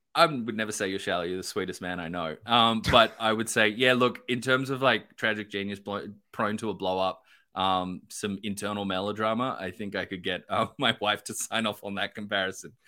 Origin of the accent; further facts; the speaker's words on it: Australia; I'm Australian